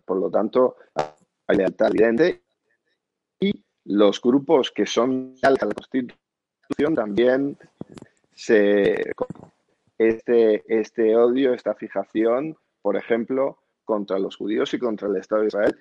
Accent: Madrid, Community of Madrid, Spain; yo como judío madrileño

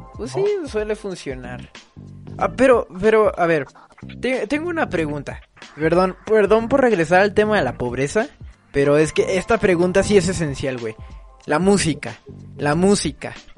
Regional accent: Mexico; acá como mexicano

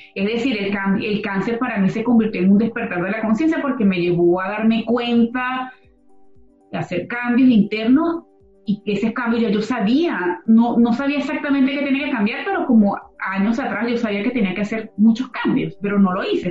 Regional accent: Venezuela; moved away as an adult; Los que venimos de Venezuela

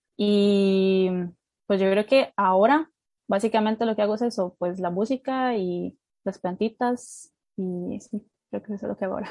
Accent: Turrialba, Cartago, Costa Rica; Yo en el kinder me he metido a baile folclórico de Costa Rica, eh, a un grupo de, bueno, un grupo de Turrialba, pues eh, que, es, que el lugar donde vivo, de mi pueblo

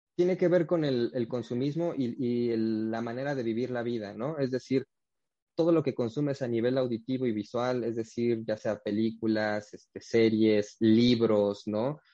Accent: Huajuapan de León, Oaxaca, Mexico; moved away; yo soy de la ciudad de Guajuapan de León, que es, en el estado de Oaxaca

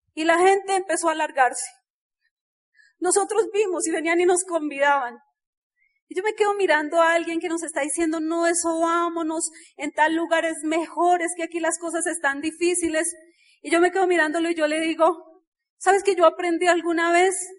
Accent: Bogotá, Colombia; nosotros nacimos en Ciudad Bolívar

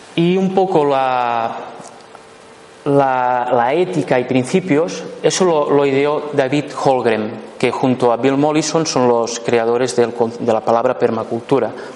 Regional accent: La Pobla de Lillet, Catalonia, Spain; yo nací en la, en Popla de Lillet, un pueblo muy bonito

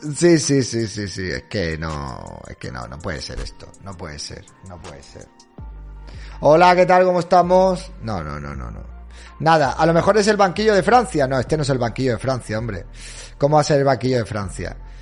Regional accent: Spain; en España no somos como los argentinos

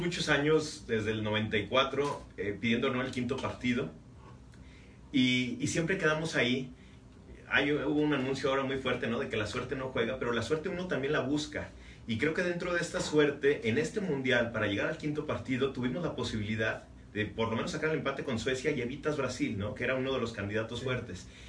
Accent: Mexico; la afición mexicana

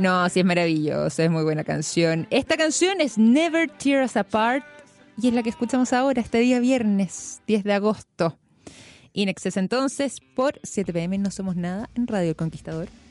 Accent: Chile; como chileno

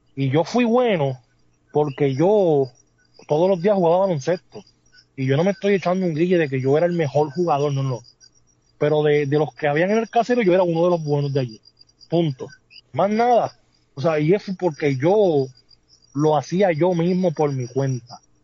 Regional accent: San Juan, Puerto Rico; el residencial Manuela Pérez, que es de donde yo soy, de donde yo salí

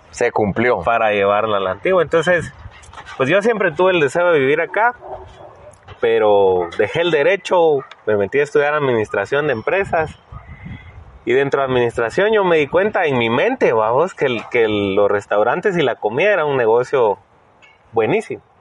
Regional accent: El Salvador; moved away as an adult; now in Guatemala

